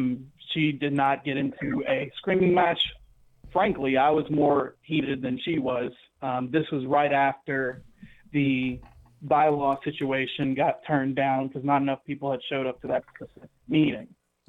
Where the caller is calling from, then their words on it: Gadsden, Alabama, United States; I'm calling from Gadsden, Alabama.